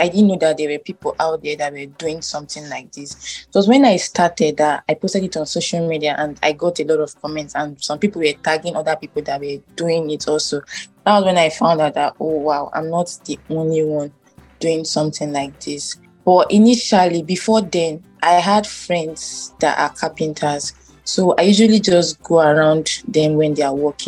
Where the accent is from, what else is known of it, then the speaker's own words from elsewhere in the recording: Benue, Nigeria; I'm from Benue State, right. Idoma by tribe.